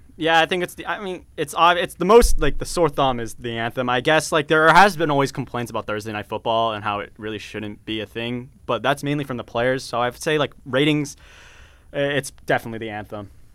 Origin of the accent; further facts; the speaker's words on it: Auburn, Alabama, United States; I was born in Auburn, Alabama